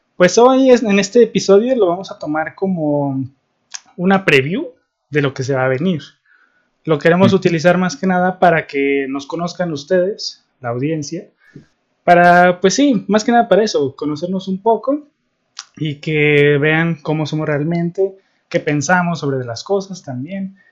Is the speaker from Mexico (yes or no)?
yes; Guadalajara, Jalisco, Mexico; somos de Guadalajara